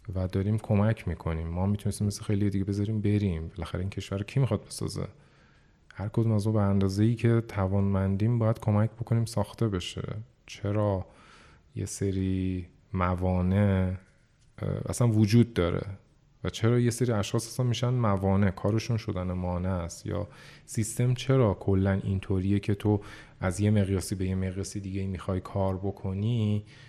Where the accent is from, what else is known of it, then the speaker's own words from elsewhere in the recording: Iran; ما ایرانیم، زبان فارسیه